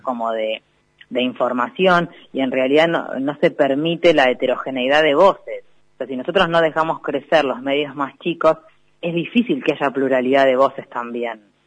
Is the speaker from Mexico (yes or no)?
no; Necochea, Buenos Aires Province, Argentina; soy de Necochea